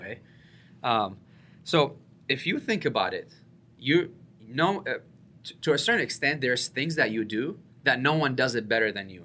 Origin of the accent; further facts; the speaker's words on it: Iraq; I'm a Catholic from Iraq